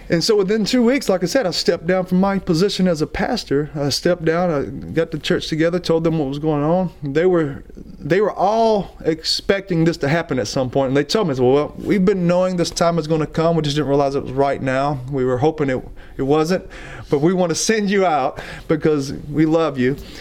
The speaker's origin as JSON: {"language": "English", "region": "Alabama", "country": "United States", "said": "we're from Alabama"}